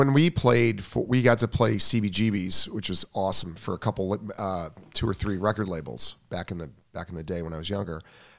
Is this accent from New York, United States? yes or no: yes; Long Island, New York, United States; I'm from Long Island.